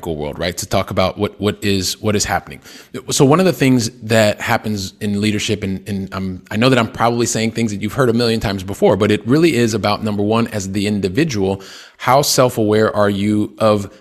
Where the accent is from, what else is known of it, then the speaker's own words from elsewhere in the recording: Columbus, Ohio, United States; moved away as an adult; I'm originally from Columbus, Ohio, which is in the Midwest of the United States